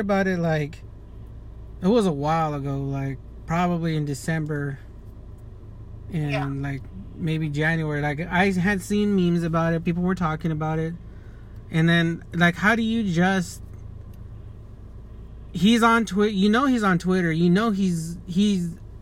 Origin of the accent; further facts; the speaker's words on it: Fontana, California, United States; I'm from Fontana, California